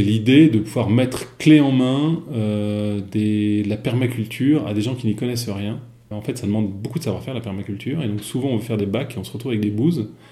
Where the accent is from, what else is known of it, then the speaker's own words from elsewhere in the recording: Versailles, Île-de-France, France; j'ai grandi à Versailles